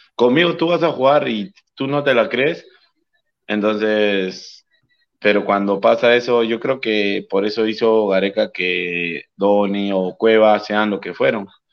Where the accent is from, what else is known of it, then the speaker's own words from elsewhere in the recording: Callao, Peru; yo soy del Callao